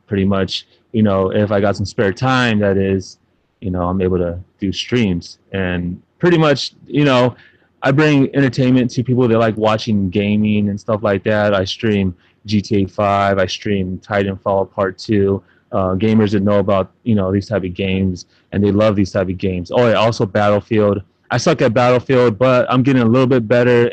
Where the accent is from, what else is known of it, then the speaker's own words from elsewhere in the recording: San Antonio, Texas, United States; I'm from San Antonio, Texas, to be exact. Born and raised